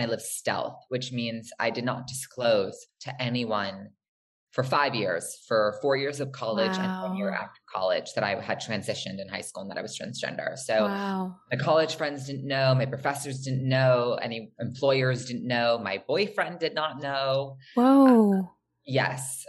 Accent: East Coast, United States; moved away as an adult; also born or lived in New York / New Jersey; now in Los Angeles, United States; I was born in Los Angeles, but I was raised on the East Coast and lived on the East Coast for about 17 years between New York and New Jersey

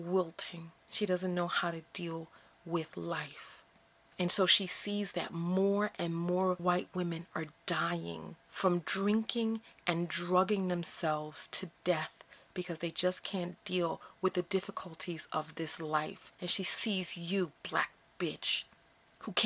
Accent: United States; here I am born in America

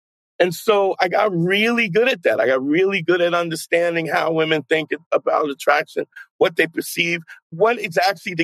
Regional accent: New York City, New York, United States; also born or lived in New Paltz, New York; a friend of a guy who I grew up with in Brooklyn

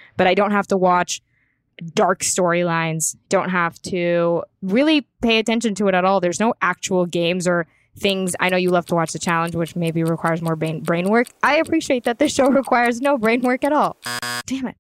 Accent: United States; as an American

